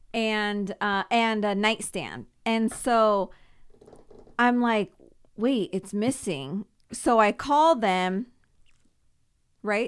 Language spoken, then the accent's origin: English; Simi Valley, California, United States; also born or lived in Thousand Oaks / Oxnard; I moved once from Thousand Oaks to Simi Valley